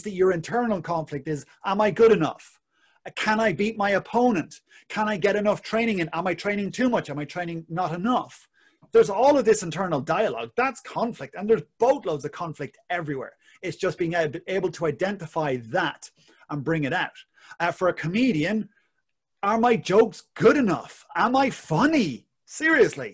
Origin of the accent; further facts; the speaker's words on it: Ireland; being Irish